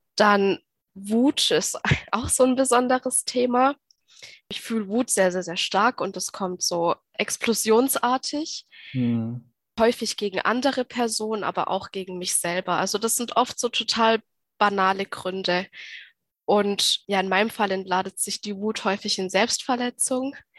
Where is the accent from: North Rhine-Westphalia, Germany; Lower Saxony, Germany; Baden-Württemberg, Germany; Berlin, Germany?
Baden-Württemberg, Germany; ich komme aus Baden-Württemberg